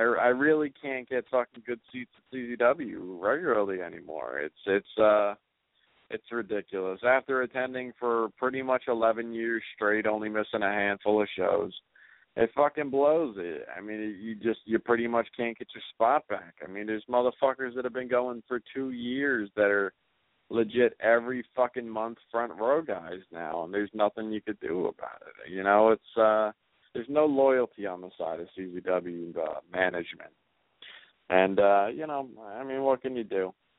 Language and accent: English; Detroit, Michigan, United States; God, I was raised in Detroit, and, you know, I have a lot of things to talk to that guy about.